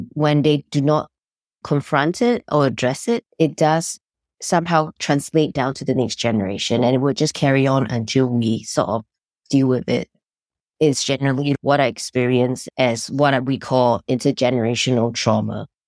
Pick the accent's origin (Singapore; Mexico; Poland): Singapore; moved away as an adult; now in United States; I grew up in Singapore, and I came to the United States fifteen years ago